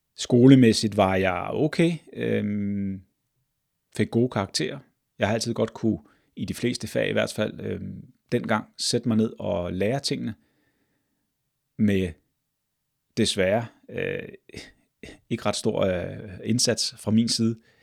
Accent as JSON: {"language": "Danish", "town": "Glostrup", "region": "Capital Region of Denmark", "country": "Denmark", "tie": "born or raised there", "said": "jeg er født og opvokset i Glostrup."}